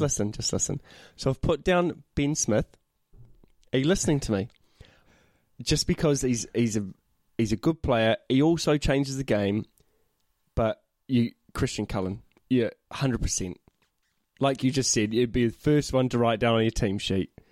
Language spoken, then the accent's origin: English; North Island, New Zealand; I'm from the North Island